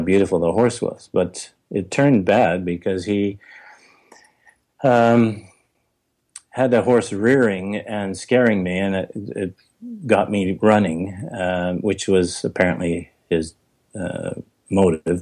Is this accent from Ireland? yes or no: no; Vancouver, British Columbia, Canada; when I was growing up in Vancouver, outside the city in a very agricultural area